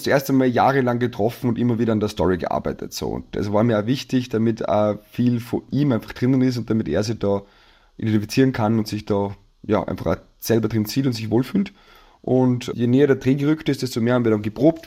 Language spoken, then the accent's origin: German; Salzburg, Austria; ich in Salzburg aufgewachsen bin